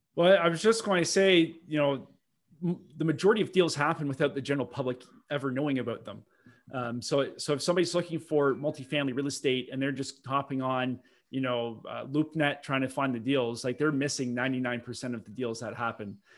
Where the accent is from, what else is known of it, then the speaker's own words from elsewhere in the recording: Milton, Ontario, Canada; I grew up in Milton, Ontario, which is just forty minutes west of, uh, Toronto